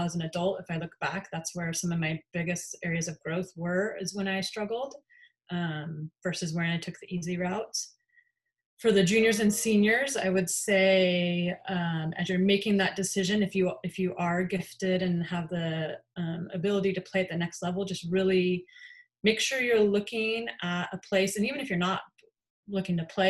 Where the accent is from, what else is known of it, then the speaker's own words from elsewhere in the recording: Colorado, United States; moved away as an adult; I'm from Colorado